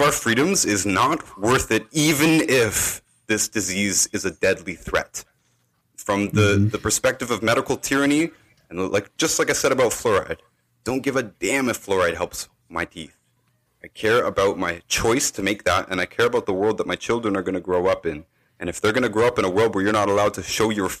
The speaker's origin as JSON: {"language": "English", "country": "Canada", "said": "I'm from Canada."}